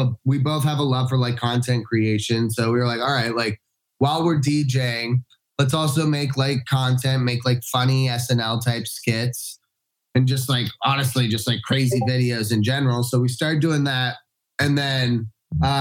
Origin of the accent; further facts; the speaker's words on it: Orange County, California, United States; I'm from Orange County